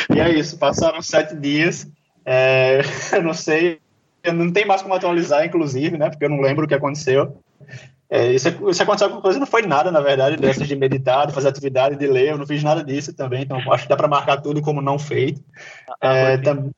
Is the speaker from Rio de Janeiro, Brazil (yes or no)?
no; João Pessoa, Paraíba, Brazil; eu sou daqui de João Pessoa